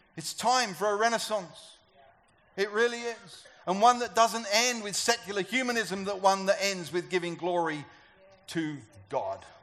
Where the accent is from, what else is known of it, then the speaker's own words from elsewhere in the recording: United Kingdom; I'm a European. I'm a British European.